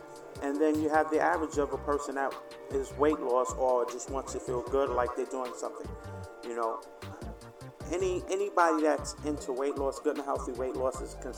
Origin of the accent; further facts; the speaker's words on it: New York City, New York, United States; In the Bronx.